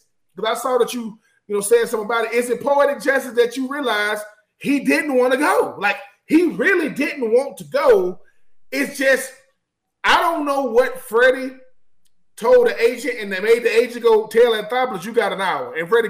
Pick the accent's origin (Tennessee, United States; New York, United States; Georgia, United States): Georgia, United States; Atlanta; I am from Atlanta.